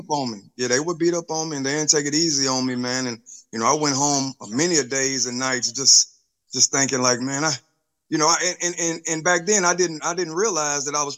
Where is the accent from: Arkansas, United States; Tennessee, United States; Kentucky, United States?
Kentucky, United States; Louisville; growing up in the West End